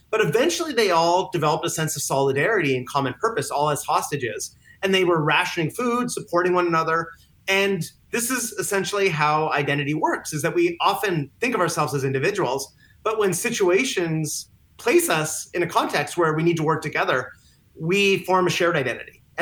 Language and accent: English; Canada; When I go back, I'm Canadian, so when I go back to on vacation to see my family, my parents, all of a sudden that shifts into another identity and another way of habits and thinking.